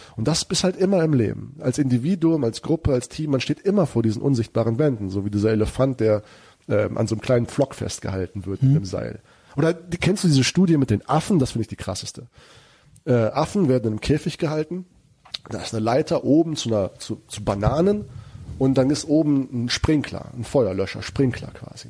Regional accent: Germany; also born or lived in United States; wir als Deutsche

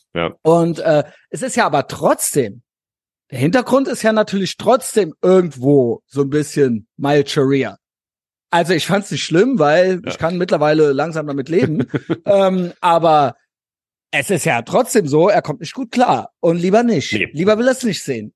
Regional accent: Koblenz, Rhineland-Palatinate, Germany; born or raised there

